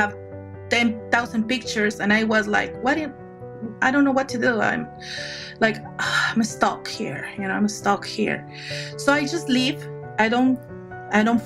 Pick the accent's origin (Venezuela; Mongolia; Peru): Peru; Lima; moved away as an adult; now in United States; I'm original from Lima, Peru